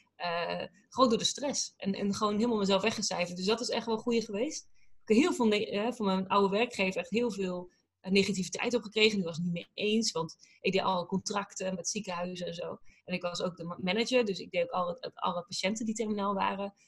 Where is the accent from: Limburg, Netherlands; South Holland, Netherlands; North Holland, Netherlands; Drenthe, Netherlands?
Drenthe, Netherlands; also born or lived in Groningen; now in United States; ik kom natuurlijk uit Drenthe. En, en, mhm. daarna heel veel, nou, groot gedeelte Groningen gewoond.